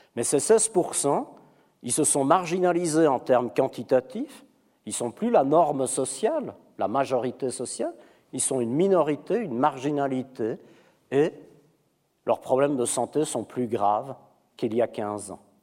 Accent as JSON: {"language": "French", "country": "Belgium", "moved": "yes", "lives_now": "Switzerland", "said": "je suis belge"}